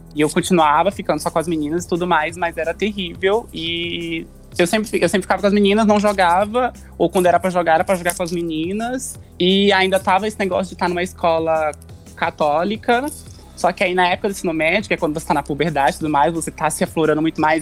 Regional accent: Porto Velho, Rondônia, Brazil; now in São Paulo, Brazil; eu não sou daqui de São Paulo, né? Eu sou de Rondônia, é, da capital.

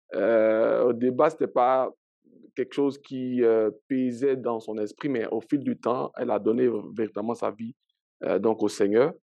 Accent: Abidjan, Côte d’Ivoire; moved away as an adult; also born or lived in Daloa / Gagnoa; now in Canada; j'ai grandi à Abidjan

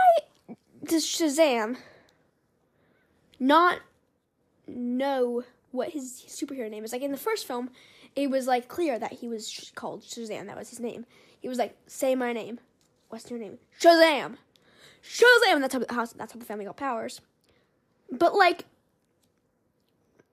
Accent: Los Angeles, California, United States; growing up in Hollywood

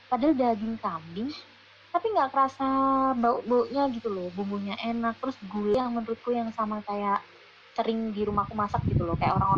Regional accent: Sulawesi, Indonesia; orang Sulawesi

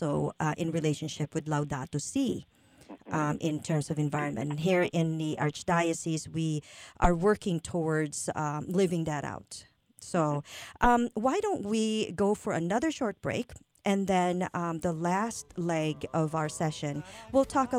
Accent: Philippines; I'm from the Philippines

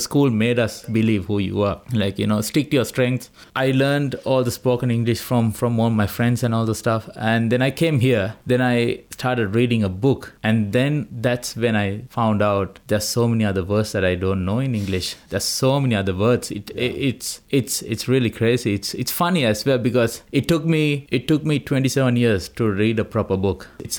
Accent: Colombo, Western Province, Sri Lanka; first language Sinhala; English is a second language; moved away as an adult; also born or lived in Melbourne, Australia; now in Hobart, Australia; I grew up in Colombo.

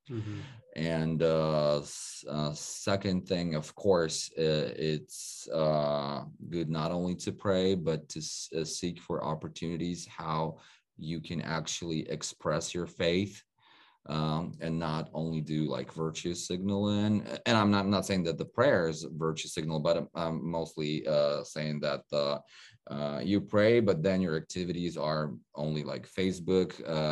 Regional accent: Odesa, Odesa Oblast, Ukraine; also born or lived in California; now in Florida, United States; Odessa, my hometown

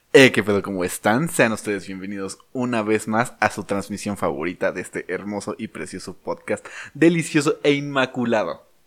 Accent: Mexico; nosotros como mexicanos

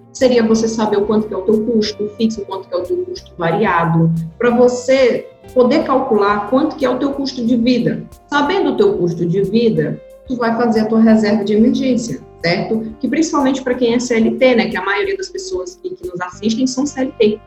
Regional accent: interior of Pará, Brazil; eu sou do interior do Pará

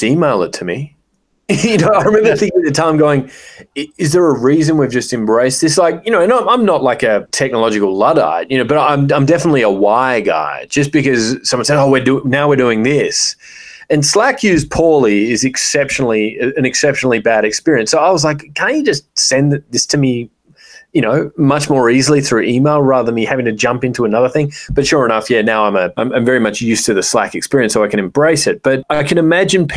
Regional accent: Australia; growing up in Australia

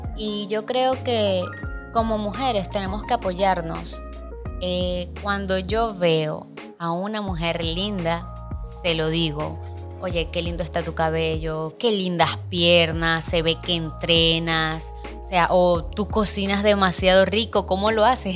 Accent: Venezuela; moved away as an adult; now in Dominican Republic; soy venezolana de sangre colombiana. Mis padres son colombianos, pero nacida en Venezuela.

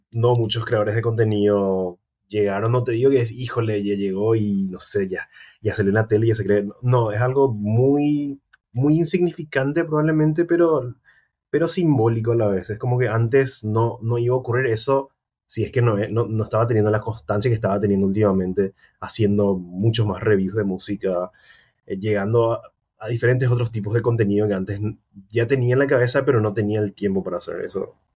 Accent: Paraguay; me dijeron que soy de Costa Rica, de Ecuador, de, muchos lugares ya me dijeron, pero, pero no, soy recontra paraguayo.

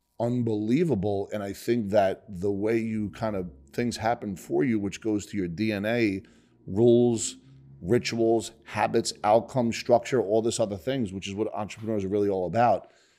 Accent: Bayonne, New Jersey, United States; I grew up in Bayonne, which is Hudson County, not far from Newark, where you grew up.

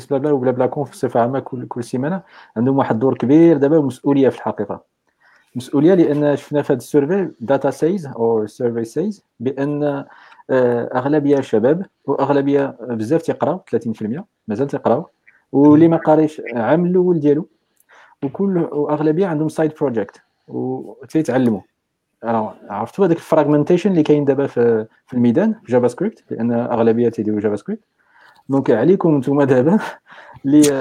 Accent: Morocco; لان هذا الشيء راه خاص آه، يبدا من من حنا من المغرب

